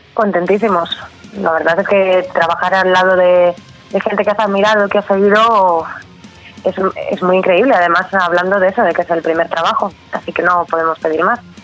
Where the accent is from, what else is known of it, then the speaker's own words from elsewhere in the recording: Valladolid, Castile and León, Spain; yo soy de aquí de Valladolid